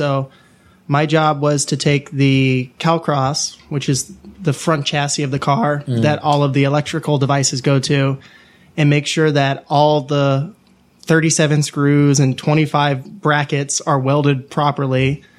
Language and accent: English; Atlanta, Georgia, United States; Nope, from Atlanta, Georgia.